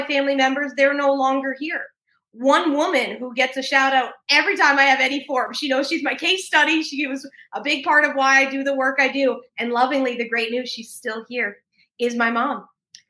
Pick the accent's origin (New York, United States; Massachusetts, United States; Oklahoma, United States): New York, United States; I'm a New Yorker by background